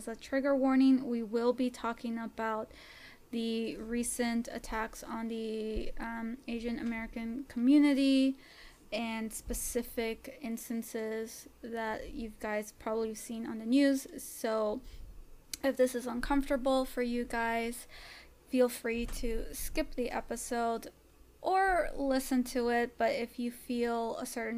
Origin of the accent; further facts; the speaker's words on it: Canada; I was born in Canada, but yes, coming from a Salvadoran family, so I am Latina